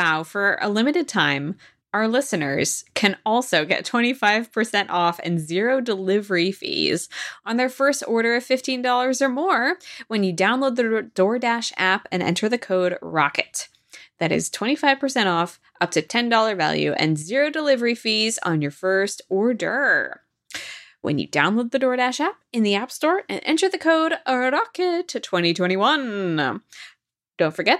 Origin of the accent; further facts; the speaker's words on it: Washington, United States; Because I'm from Washington State, you know I'm a Krispy Kreme gal.